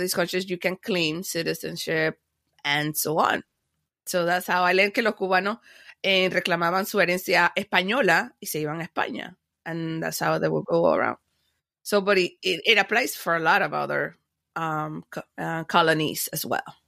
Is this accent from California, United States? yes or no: no; Miami, Florida, United States; also born or lived in Panama; I was born in Panama, but, uh, then I, I landed in Miami. Miami is my hometown